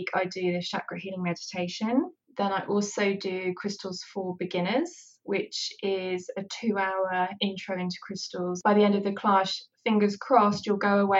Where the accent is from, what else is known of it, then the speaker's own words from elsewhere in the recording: West Country, just outside of Bath, South West England, United Kingdom; I'm also from the West Country. I lived just outside of Bath